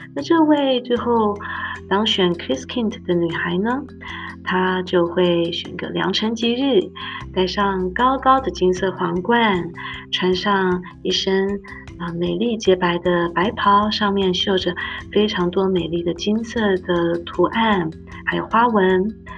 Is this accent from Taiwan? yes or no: yes; Taipei, Taiwan; moved away as an adult; also born or lived in Austria / United States; now in Nuremberg, Germany; 我是在台北长大，留着高雄写的客家子弟